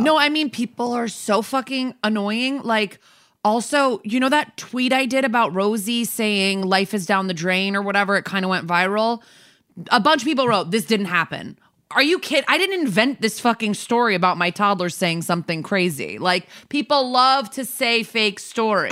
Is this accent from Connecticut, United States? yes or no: yes; New Canaan, Connecticut, United States; now in New York, United States; where my hometown is. I'm not being secretive, it's New Canaan, Connecticut